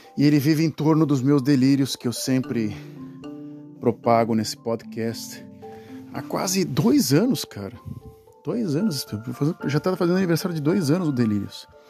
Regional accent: Brazil; moved away as an adult; now in Netherlands; Eu morei no Brasil durante 32 anos, né? Saí do Brasil com 32 anos de idade

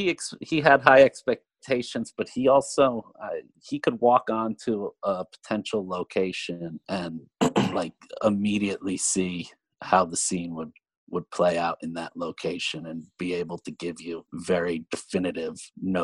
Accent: Pennsylvania, United States; moved away as an adult; also born or lived in New Orleans, Louisiana; I am from Pennsylvania, and I went to a film school at Penn State University, and after school moved down to New Orleans, Louisiana. That was in 2002, 2003

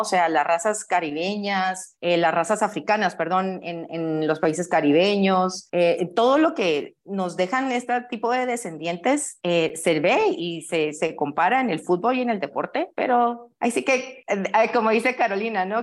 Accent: Guatemala; Aquí tienen a una chapina

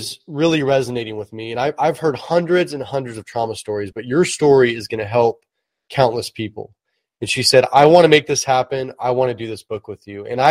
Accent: Oakland, California, United States; also born or lived in Hercules / Vacaville / Berkeley / Napa; I was born and raised in the San Francisco Bay Area. I was actually born in Oakland

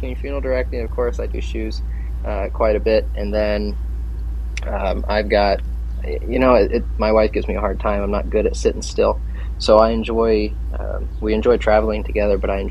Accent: Plymouth, Indiana, United States; also born or lived in Chicago, Illinois / Hickory, North Carolina; I grew up here in Plymouth, small town

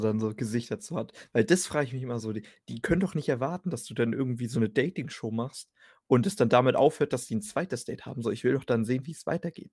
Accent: Germany

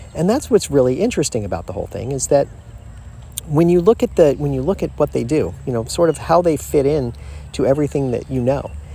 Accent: Florida, United States; I was raised in Florida

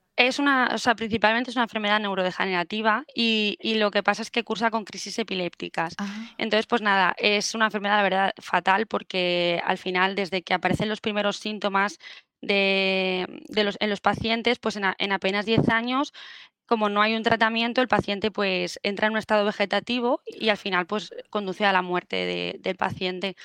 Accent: Murcia, Region of Murcia, Spain; moved away as an adult; now in Valencia, Spain; fue la de Murcia porque yo soy de ahí

